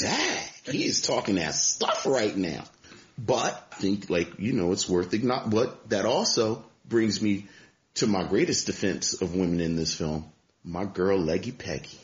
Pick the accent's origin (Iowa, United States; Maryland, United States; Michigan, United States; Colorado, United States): Maryland, United States; Baltimore; I'm just from Baltimore